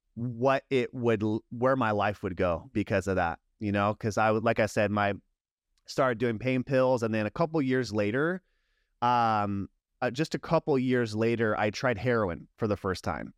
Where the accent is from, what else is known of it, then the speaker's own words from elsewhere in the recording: San Diego, California, United States; also born or lived in Long Beach, California / Yuma, Arizona; when I was five, my family moved to San Diego